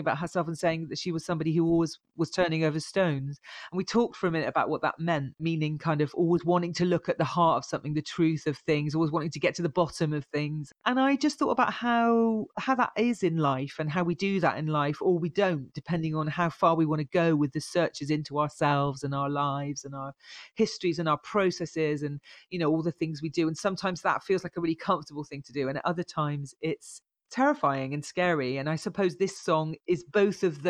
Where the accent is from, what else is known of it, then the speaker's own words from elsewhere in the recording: Bristol, South West England, United Kingdom; moved away as an adult; also born or lived in Birmingham; I was born in Bristol, so I'm a true Bristolian. I was here until I was 18, and then I moved to Birmingham to study